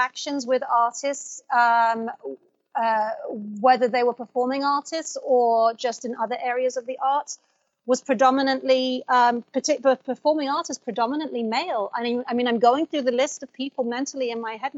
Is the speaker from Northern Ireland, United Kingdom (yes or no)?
no; London, United Kingdom; also born or lived in Baghdad, Iraq; I was raised in London. I mean, I was born in Baghdad, but I was 2.5 when I left.